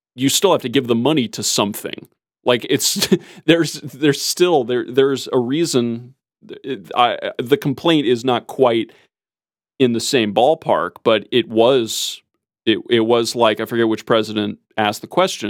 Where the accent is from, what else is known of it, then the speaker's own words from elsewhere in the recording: United States; as an American